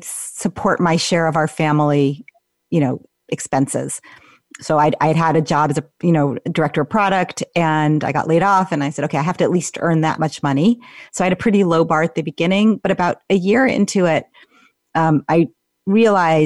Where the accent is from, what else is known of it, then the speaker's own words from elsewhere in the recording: Menlo Park, California, United States; I grew up in Menlo Park.